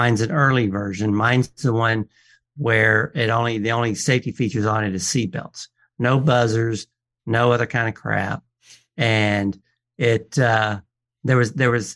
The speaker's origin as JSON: {"language": "English", "town": "Atlanta", "region": "Georgia", "country": "United States", "tie": "born or raised there", "said": "my hometown, out of Atlanta, Georgia"}